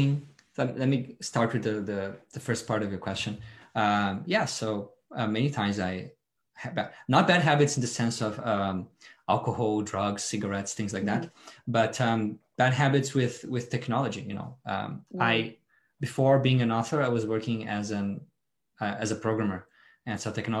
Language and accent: English; Brazil; moved away as an adult; now in Australia; No, I was born and raised in Brazil, and I moved here about 10